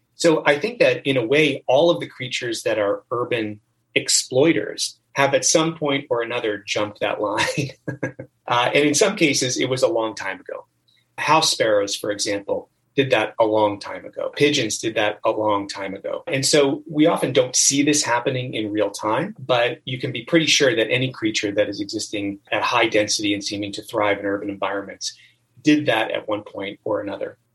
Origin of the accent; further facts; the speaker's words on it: United States; also born or lived in Hershey, Pennsylvania / Florida; I grew up mostly on the East Coast in Pennsylvania and in Florida